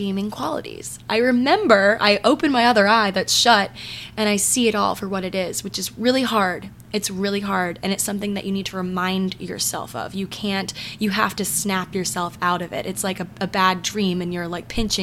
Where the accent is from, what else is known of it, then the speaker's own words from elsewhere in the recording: Maryland, United States; I'm from Maryland